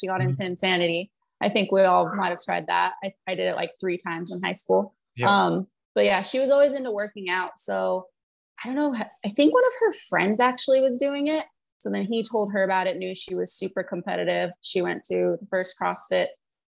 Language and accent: English; Los Lunas, New Mexico, United States; Actually, I'm from Albuquerque, New Mexico.